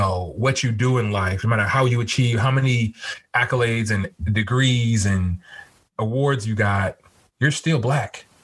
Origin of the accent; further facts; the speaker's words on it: California, United States; now in Washington, D.C., United States; I'm from California originally.